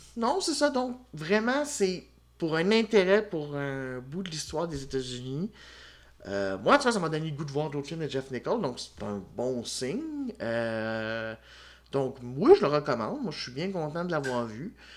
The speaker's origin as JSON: {"language": "French", "region": "Quebec", "country": "Canada", "said": "Je suis un Québécois"}